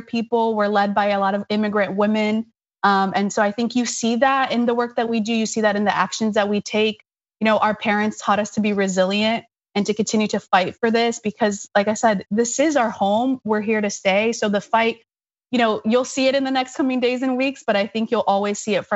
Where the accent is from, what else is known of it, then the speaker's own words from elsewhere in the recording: Florida, United States; also born or lived in Brazil; I am from Brazil and I grew up in Florida, undocumented